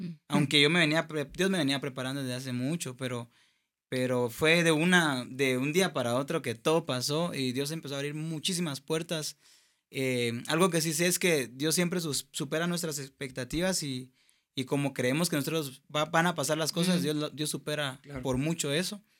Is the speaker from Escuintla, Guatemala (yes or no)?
yes; Escuintla, Guatemala; Yo nací en Squintla